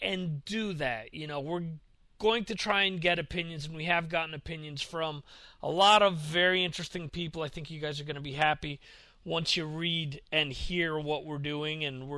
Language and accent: English; United States; now in Europe; being an American that's over here in Europe